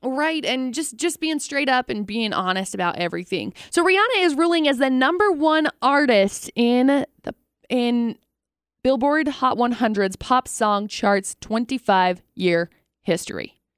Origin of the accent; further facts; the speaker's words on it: Brigham City, Utah, United States; also born or lived in Tremonton, Utah; I grew up in Tremonton and Brigham City